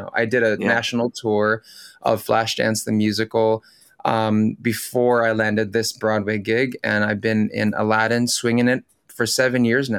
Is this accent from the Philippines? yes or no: yes; Philippines; first language tl; English is a second language; I speak Tagalog, my native language from the Philippines.